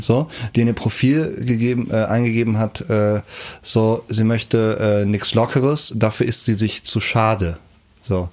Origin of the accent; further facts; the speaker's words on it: Kerpen, North Rhine-Westphalia, Germany; Wenn ich über mein Heimatdorf rede, Kerpen